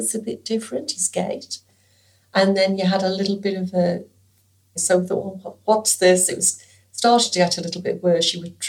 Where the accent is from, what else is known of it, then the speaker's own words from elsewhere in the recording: Stoke-on-Trent, West Midlands, United Kingdom; moved away as an adult; now in Western Australia, Australia; I am 67 years old. I was born in England, in Stoke-on-Trent, Staffordshire.